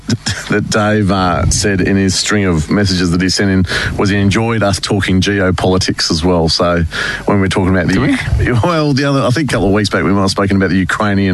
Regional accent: Melbourne, Victoria, Australia; I didn't grow up in Queensland. I grew up in Melbourne.

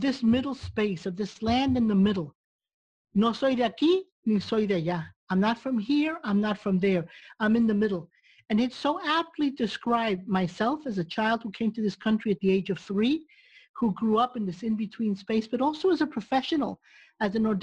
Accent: New York City, New York, United States; also born or lived in Cuba; now in Texas, United States; I grew up in New York City, and I came from Cuba when I was 3 years old.

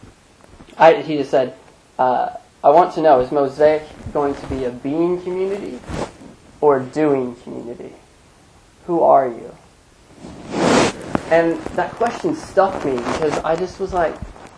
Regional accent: United States; as an American

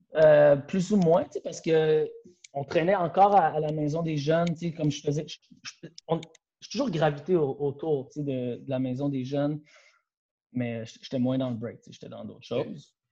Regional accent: Laval, Quebec, Canada; je suis un gars de Laval

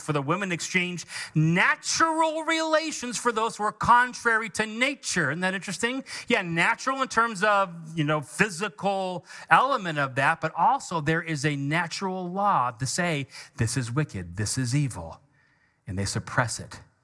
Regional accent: United States; we are conservative Americans

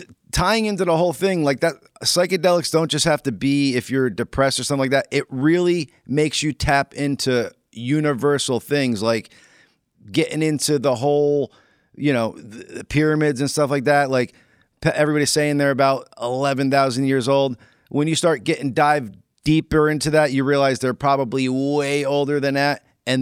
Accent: East Rutherford, New Jersey, United States; And as kids, I lived in East Rutherford

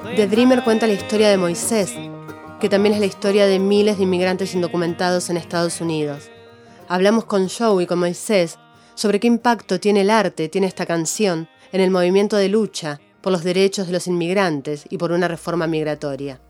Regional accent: Argentina; también soy argentina

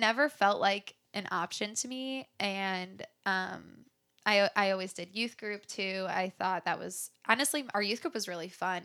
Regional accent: Chicago area, Illinois, United States; I was born near the Chicago area, and I grew up there

